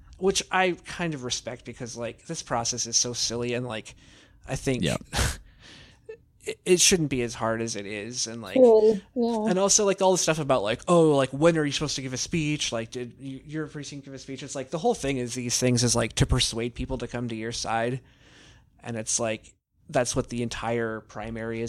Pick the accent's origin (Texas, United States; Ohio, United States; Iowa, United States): Iowa, United States; I'm just a guy from Iowa. I work for an insurance company